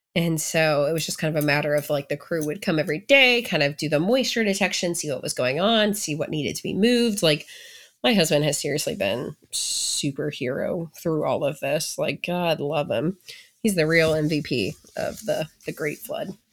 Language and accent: English; St. Louis, Missouri, United States; moved away; I grew up in the Saint Louis area.